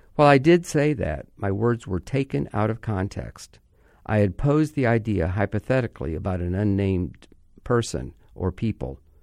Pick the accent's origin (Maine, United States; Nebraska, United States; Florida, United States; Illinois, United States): Florida, United States; Orlando; my hometown, Orlando